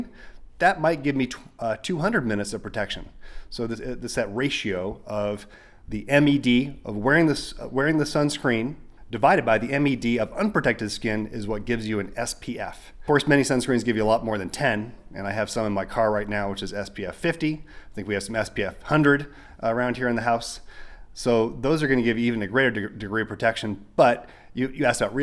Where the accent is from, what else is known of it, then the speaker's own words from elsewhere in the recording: Arizona, United States; now in New Mexico, United States; I grew up in Arizona